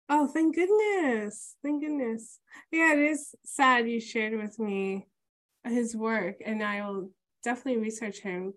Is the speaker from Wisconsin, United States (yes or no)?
no; New York City, New York, United States; as a New Yorker